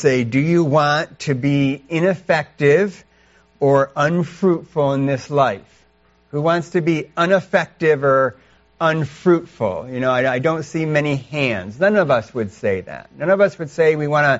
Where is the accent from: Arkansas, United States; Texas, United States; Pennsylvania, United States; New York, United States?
New York, United States; Canandaigua; moved away as an adult; now in China; both Charity and I grew up here in upstate New York. I was born down in Canandaigua